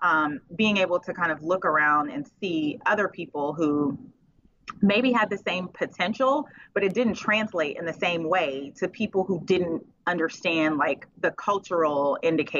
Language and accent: English; Oakland, California, United States; Now we're from Oakland and Richmond, especially.